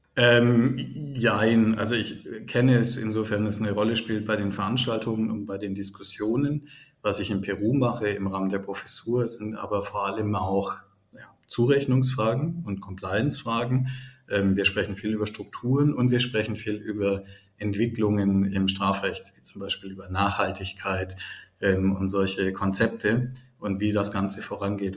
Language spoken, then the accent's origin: German; Baden-Württemberg, Germany; moved away as an adult; now in Düsseldorf, Germany; ich komme aus einem äh, Dorf in Baden